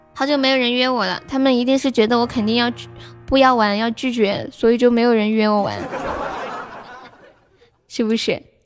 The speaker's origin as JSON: {"language": "Chinese", "region": "Sichuan", "country": "China", "said": "我是四川的"}